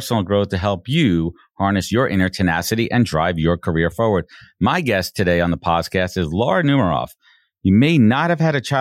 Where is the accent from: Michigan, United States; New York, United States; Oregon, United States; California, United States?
New York, United States; New York City; now in Long Island, United States; I moved from – Long Island, from Brooklyn to Long Island when I was 12